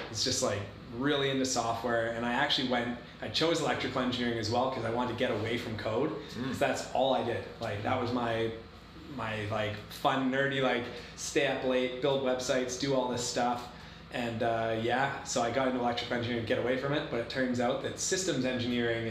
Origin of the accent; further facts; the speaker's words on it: Comox, British Columbia, Canada; also born or lived in Victoria, Canada; being Canadian